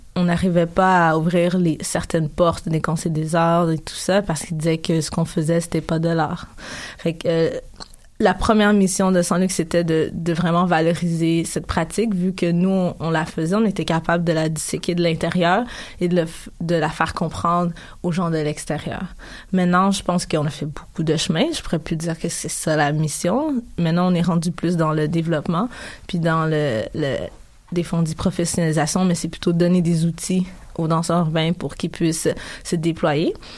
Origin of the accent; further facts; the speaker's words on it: Canada; also born or lived in Africa; Quand je suis arrivée au Canada, en fait, j'avais 5 ans.